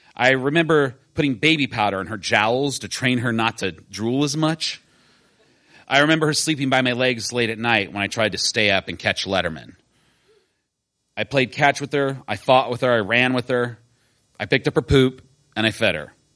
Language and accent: English; Decatur, Illinois, United States; I grew up in Decatur, Illinois